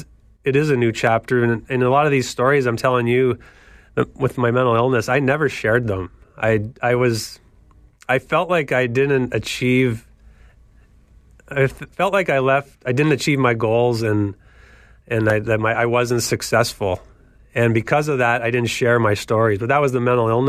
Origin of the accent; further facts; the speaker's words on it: Kitchener, Ontario, Canada; growing up in Canada playing hockey at Victoria Park down the street and Trillium Public School over where I grew up in Laurentian Hills